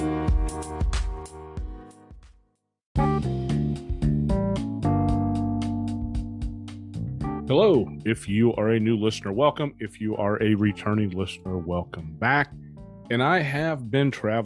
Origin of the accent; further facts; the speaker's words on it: Dallas, Texas, United States; now in Orlando, United States; Dallas, Texas, my hometown